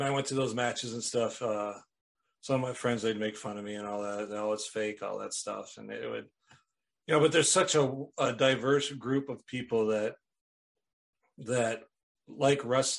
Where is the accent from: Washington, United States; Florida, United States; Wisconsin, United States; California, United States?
Wisconsin, United States; Rice Lake; moved away; I'm originally from Wisconsin, Rice Lake, Wisconsin, a couple hours northeast of Minneapolis there